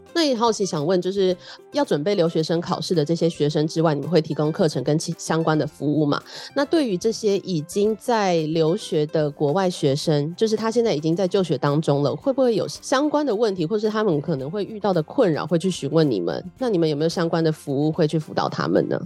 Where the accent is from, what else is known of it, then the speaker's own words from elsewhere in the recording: Taiwan; 土生土长在台湾耍废的年轻人